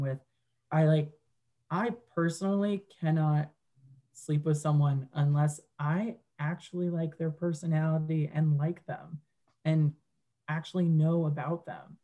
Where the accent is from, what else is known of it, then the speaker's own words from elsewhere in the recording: Westchester, New York, United States; moved away as an adult; I grew up and lived in Westchester until literally August of this year